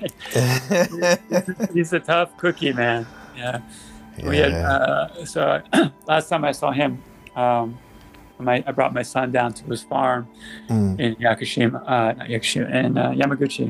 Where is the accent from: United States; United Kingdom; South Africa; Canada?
United States; now in Kyoto, Japan; I'm an American